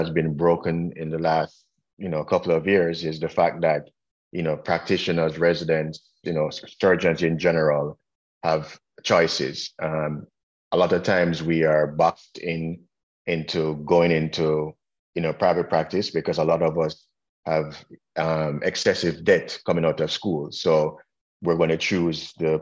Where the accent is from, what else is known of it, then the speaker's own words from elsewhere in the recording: Jamaica; also born or lived in Washington, D.C., United States / North Florida, United States; now in Indiana, United States; I am from Jamaica, which I don't know if you guys got from my accent